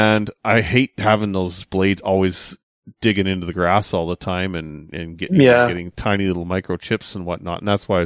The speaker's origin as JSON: {"language": "English", "town": "Kamloops", "region": "British Columbia", "country": "Canada", "tie": "born or raised there", "moved": "yes", "lives_now": "West coast, Canada", "said": "when I go out to my hometown of Kamloops"}